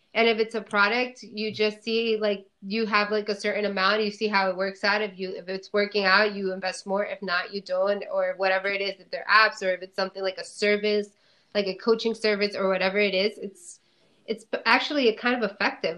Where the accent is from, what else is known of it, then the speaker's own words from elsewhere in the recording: New Jersey, United States; I'm from New Jersey originally